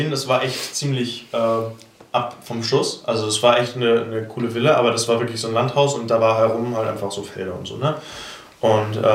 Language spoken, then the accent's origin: German; Kronsburg, Schleswig-Holstein, Germany; ich bin einfach hier in Kronzburg aufgewachsen, ne, bei in, einem, in einer glücklichen Familie, sag ich mal, ohne Probleme, ohne Flucht, ohne alles